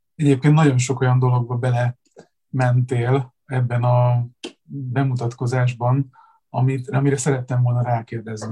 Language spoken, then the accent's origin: Hungarian; Zalaegerszeg, Zala, Hungary; mind a ketten Zalaegerszegről, ö, származunk, ugyanabban az évben születtünk